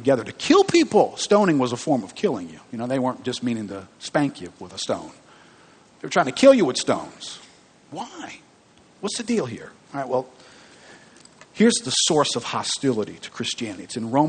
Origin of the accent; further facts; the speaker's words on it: New Orleans, Louisiana, United States; I grew up here in New Orleans